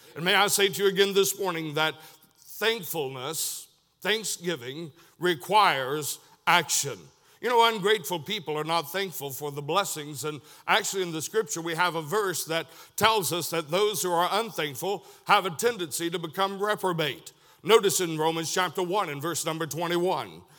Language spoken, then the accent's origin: English; Tunnel Hill, Georgia, United States; moved away; also born or lived in Chatsworth, Georgia; I was born in Chatsworth, Georgia, raised most of my life around the Tunnel Hill West Side area